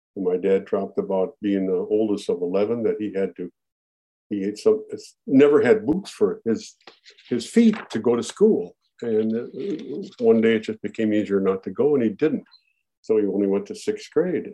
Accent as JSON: {"language": "English", "town": "Minneapolis", "region": "Minnesota", "country": "United States", "tie": "born or raised there", "said": "Born and raised in Minneapolis"}